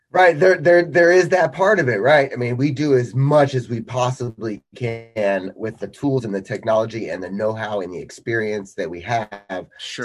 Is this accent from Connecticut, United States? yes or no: yes; Colchester, Connecticut, United States; I'm 47 years old and I'm from Colchester, Connecticut.